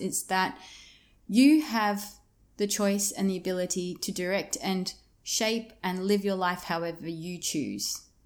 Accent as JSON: {"language": "English", "area": "Yarra Valley", "region": "Victoria", "country": "Australia", "tie": "born or raised there", "also_born_or_lived": "Melbourne, Australia", "moved": "as an adult", "lives_now": "Broome, Australia", "said": "I'm originally from Victoria, um, from the outskirts of Melbourne in an area called the Yarra Valley. That's where I grew up."}